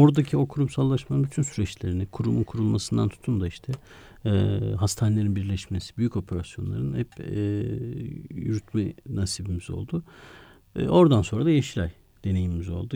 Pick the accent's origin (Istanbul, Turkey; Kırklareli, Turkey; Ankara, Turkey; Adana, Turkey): Ankara, Turkey; also born or lived in Kars; iki yaşında biz Ankara'ya taşınmışız. Ankara'nın da Sincan semtinde aslında Çocukluğum